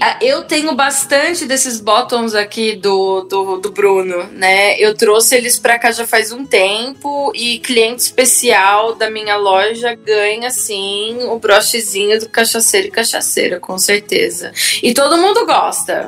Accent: Sorocaba, São Paulo, Brazil; accent: caipira; moved away as an adult; now in Vienna, Austria; só eu e meu irmão que fomos criados em Sorocaba

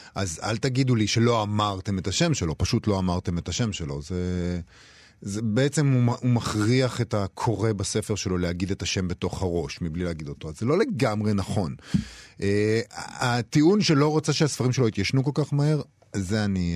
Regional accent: Rehovot, Central District, Israel; מעיר הולדתי רחובות

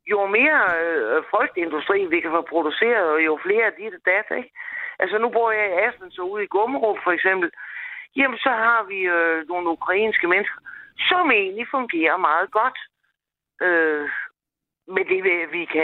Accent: Denmark; jeg var dansker.

